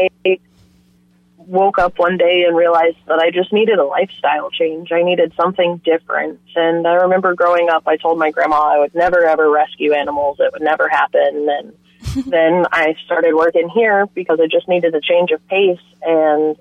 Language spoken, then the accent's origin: English; Flagler County, Florida, United States; I was born and raised right here in Flagler County. I've been here my entire life